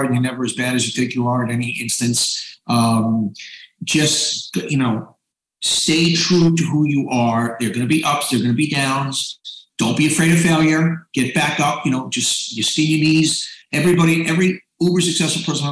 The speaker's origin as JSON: {"language": "English", "town": "New York City", "region": "New York", "country": "United States", "tie": "born or raised there", "said": "I grew up in Queens"}